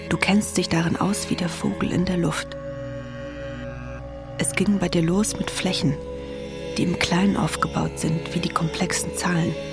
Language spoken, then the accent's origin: German; Hesse, Germany; Iran ist nicht mein Heimatland. Hessen ist mein Heimatland.